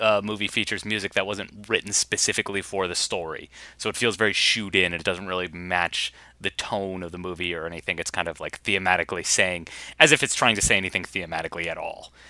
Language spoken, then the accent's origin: English; Boston, Massachusetts, United States; we are Bostonians